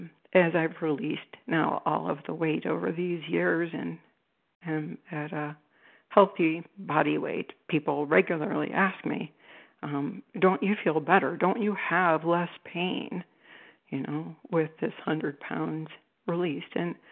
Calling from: Cleveland, Ohio, United States; I'm calling you from Cleveland, Ohio.

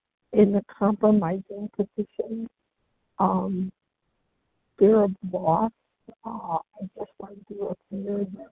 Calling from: Chicago, Illinois, United States; I'm calling from Chicago.

